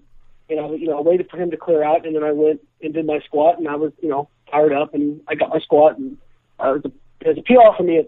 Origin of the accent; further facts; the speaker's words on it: Champaign, Illinois, United States; I grew up in Champaign, Illinois.